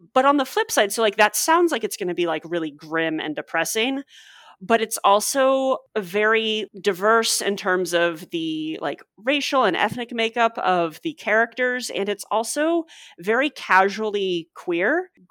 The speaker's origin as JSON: {"language": "English", "town": "St. Louis", "region": "Missouri", "country": "United States", "tie": "born or raised there", "said": "I grew up in Saint Louis"}